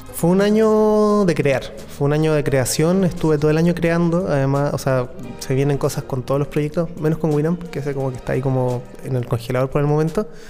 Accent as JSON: {"language": "Spanish", "country": "Chile", "said": "los chilenos como que somos gente que está así todo el rato al borde de la cordillera"}